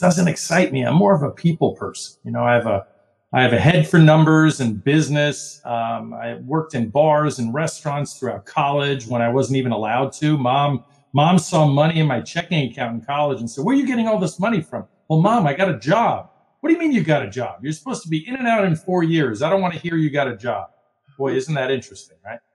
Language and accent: English; New York City, New York, United States; I was born in Brooklyn, New York, grew up in a Wall Street family